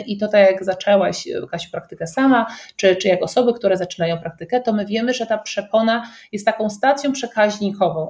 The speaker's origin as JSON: {"language": "Polish", "area": "around Kraków", "region": "Lesser Poland", "country": "Poland", "also_born_or_lived": "United States", "moved": "as an adult", "said": "pochodzimy mniej więcej z tych okolic"}